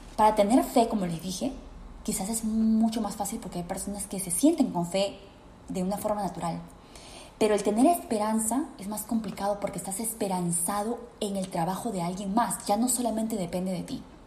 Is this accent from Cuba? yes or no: no; Peru; en mi país, Perú